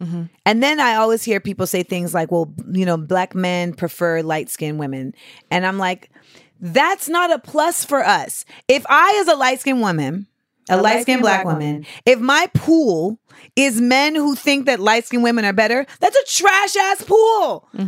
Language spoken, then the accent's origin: English; United States; Well, I'm, you know, Black American.